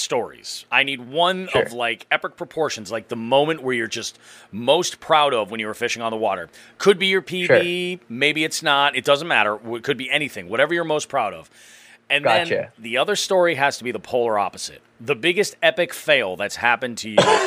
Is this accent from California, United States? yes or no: no; Belchertown, Massachusetts, United States; I grew up in Belchertown